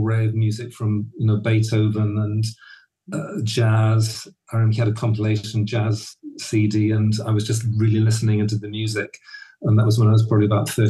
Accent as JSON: {"language": "English", "town": "Birmingham", "region": "West Midlands", "country": "United Kingdom", "tie": "born or raised there", "also_born_or_lived": "Johannesburg, South Africa", "said": "most of my growing up time in or close to Birmingham, the middle of England"}